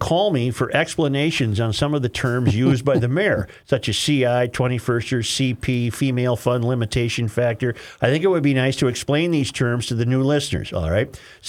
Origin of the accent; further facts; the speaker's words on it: Wisconsin, United States; moved away; I'm originally from Wisconsin, just across the border, not far off 94. I've been on the West Coast for about 35 years now.